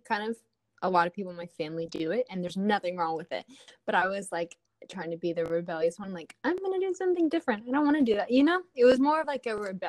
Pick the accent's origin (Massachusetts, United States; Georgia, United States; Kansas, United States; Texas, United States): Georgia, United States; Atlanta; now in Los Angeles, United States; I was actually born and raised in Atlanta, Georgia